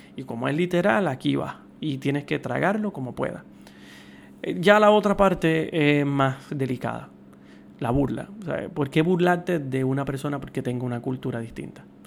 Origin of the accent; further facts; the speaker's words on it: Puerto Rico; yo soy puertorriqueño